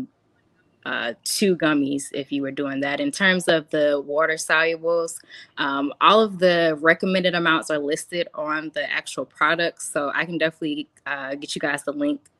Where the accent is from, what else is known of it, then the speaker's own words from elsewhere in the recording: Columbia, South Carolina, United States; moved away as an adult; now in Charlotte, United States; I'm originally from Columbia, South Carolina, but I now reside in Charlotte, North Carolina.